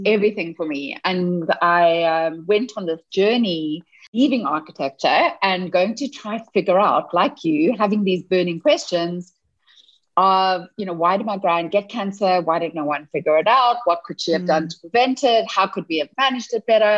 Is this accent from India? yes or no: no; South Africa; moved away as an adult; now in Seattle, United States; I wasn't born in the US. I was born in South Africa. And up until 7 months ago, I was in South Africa. And 7 months ago, I moved to Seattle.